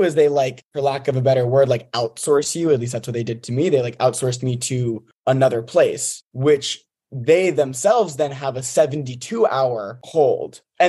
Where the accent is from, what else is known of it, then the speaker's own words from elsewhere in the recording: Montclair, New Jersey, United States; moved away as an adult; now in Georgia, United States; I'm from New Jersey, North Jersey, Montclair.